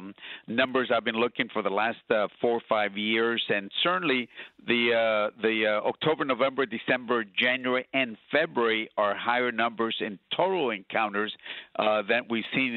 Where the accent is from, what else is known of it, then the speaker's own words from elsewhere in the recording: Laredo, Texas, United States; my hometown of Laredo.